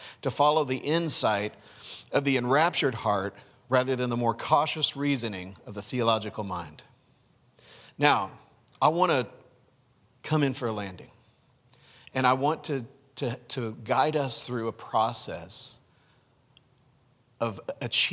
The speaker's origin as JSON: {"language": "English", "country": "United States", "said": "I am an American. I'm an American"}